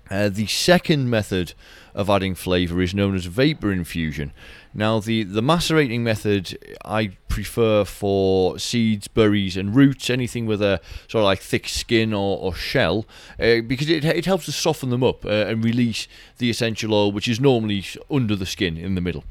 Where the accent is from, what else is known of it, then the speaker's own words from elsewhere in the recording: Durham, North East England, United Kingdom; moved away as an adult; now in Edinburgh, United Kingdom; this is my hometown in Durham, uh, Northeast England.